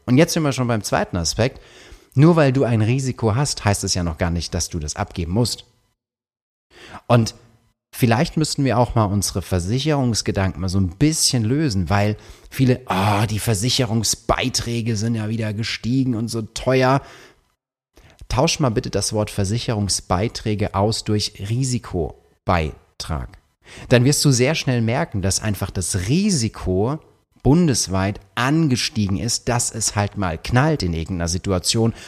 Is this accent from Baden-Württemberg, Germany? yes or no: yes; Karlsruhe, Baden-Württemberg, Germany; ich komme aus Karlsruhe